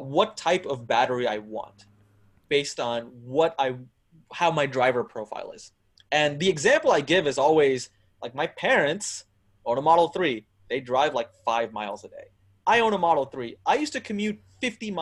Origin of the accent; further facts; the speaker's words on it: Texas, United States; Texas, my home state